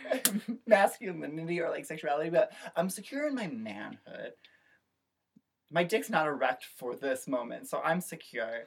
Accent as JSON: {"language": "English", "region": "Midwest", "country": "United States", "said": "I'm a Midwesterner"}